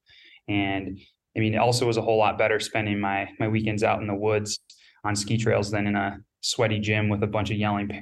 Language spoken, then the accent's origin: English; Northeast Wisconsin, United States; Growing up, I grew up in Northeast Wisconsin